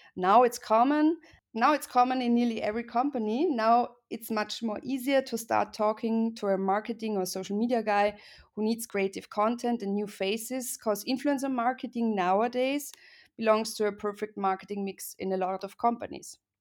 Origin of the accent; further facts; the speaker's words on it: Graz, Styria, Austria; moved away as an adult; also born or lived in Vienna; I was born in Graz and I went to Vienna to study